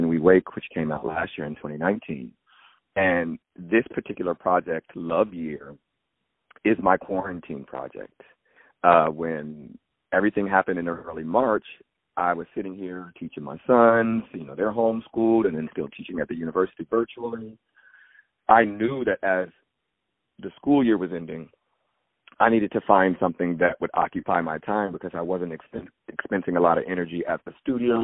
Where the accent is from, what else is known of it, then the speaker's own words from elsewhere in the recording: Springfield, Virginia, United States; I grew up in Northern Virginia, right outside of Washington, D.C., Springfield, Fairfax County